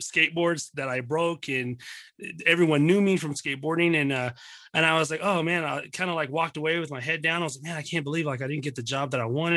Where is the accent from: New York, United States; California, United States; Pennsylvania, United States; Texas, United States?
Texas, United States; Dallas; also born or lived in Pleasant Grove, Texas / Mesquite, Texas; born and raised in, uh, born and raised in Dallas, Texas